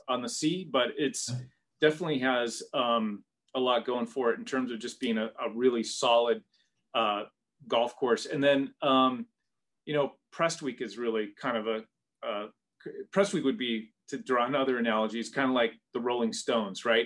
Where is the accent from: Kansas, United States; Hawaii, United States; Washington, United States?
Washington, United States; Seattle; I grew up in in the Northwest, in the Seattle area uh, of Washington State